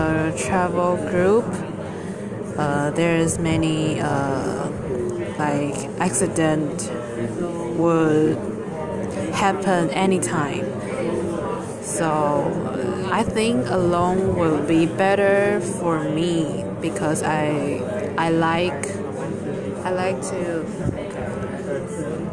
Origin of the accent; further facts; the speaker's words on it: Taichung, Taiwan; English is a second language; moved away as an adult; now in Kinmen, Taiwan; my hometown is Taichung